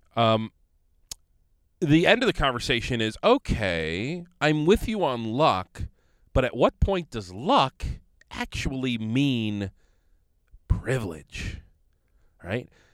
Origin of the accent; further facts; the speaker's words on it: Conneaut, Ohio, United States; I'm from Conneaut.